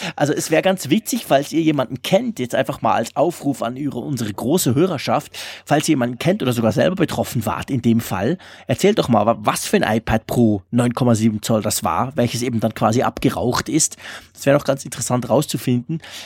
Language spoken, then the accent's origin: German; Switzerland; also born or lived in Zurich; als Schweizer